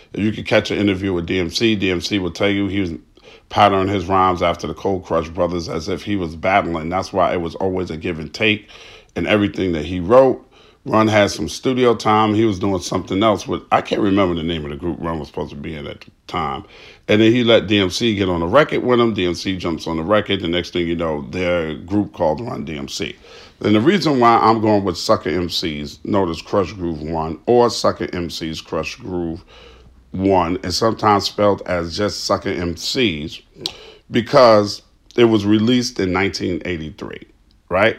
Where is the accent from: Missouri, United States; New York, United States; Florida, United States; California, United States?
New York, United States; New York City; My hometown is New York City, specifically Queens, New York, right? And when I grew up in Queens, New York